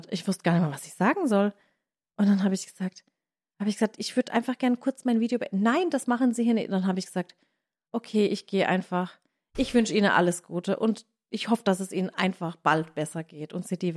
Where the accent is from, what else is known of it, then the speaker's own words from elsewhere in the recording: Southern Germany, Germany; aber ich komme aus dem Süden von Deutschland und für mich ist Kappeln schon sehr nördlich